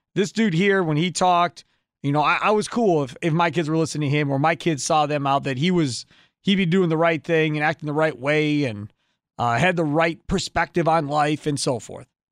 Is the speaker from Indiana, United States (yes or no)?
no; Kenosha, Wisconsin, United States; living here my whole life in Wisconsin, growing up in Kenosha